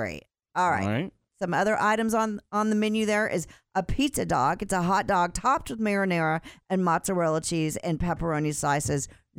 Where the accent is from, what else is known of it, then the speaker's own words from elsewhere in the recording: Texas, United States; I'm from Texas